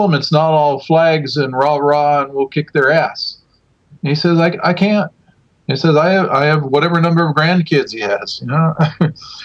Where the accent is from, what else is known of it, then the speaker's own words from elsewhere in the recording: United States; also born or lived in Southern California; now in Finland; as an American living in Finland, or as an American period